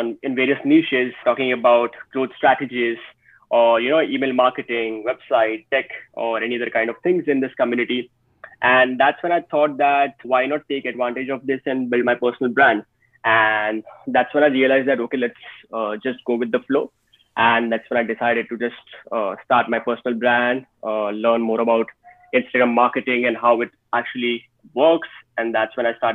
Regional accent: India; I am basically from India

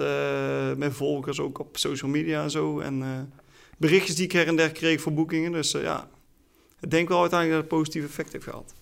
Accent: Oirschot, North Brabant, Netherlands; Ik ben zesentwintig jaar, ik kom uit Oorschot

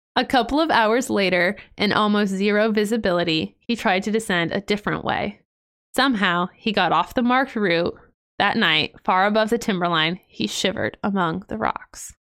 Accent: Ohio, United States; I'm from Ohio. I love Ohio

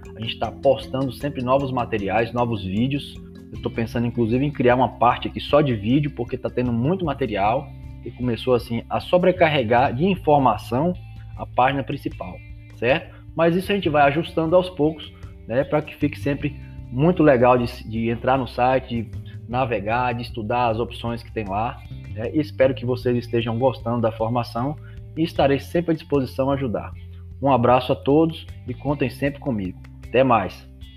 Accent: Macarani, Bahia, Brazil; eu sou de Macarani

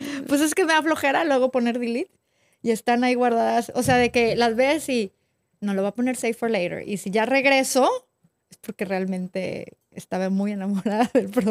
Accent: northern Mexico, Mexico; Yo también soy del norte.

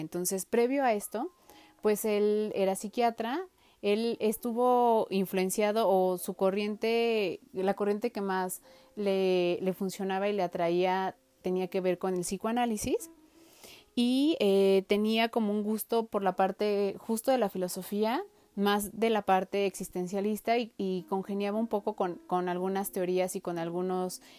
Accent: Mexico; nuestro país en México

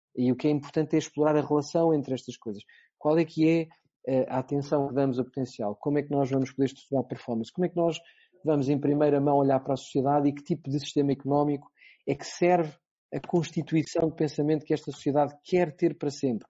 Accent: Portugal; enquanto português

